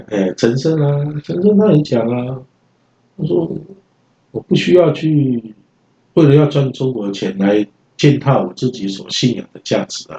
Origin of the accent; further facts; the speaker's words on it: Taiwan; 我们台湾人